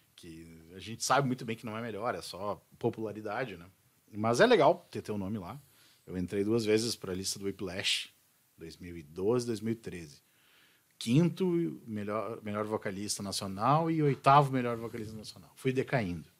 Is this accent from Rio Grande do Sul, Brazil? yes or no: yes; Bento Gonçalves, Rio Grande do Sul, Brazil; era Serra Gaúcha, sou de Bento Gonçalves.